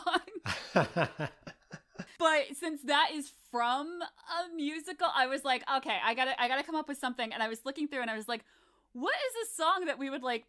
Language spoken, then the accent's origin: English; Fairfield County, Connecticut, United States; I'm from Fairfield County. I'm from Connecticut